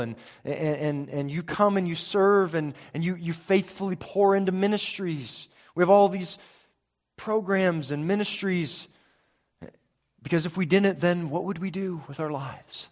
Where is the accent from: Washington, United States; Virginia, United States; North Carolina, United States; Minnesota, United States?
Washington, United States; Spokane; growing up in Spokane, Washington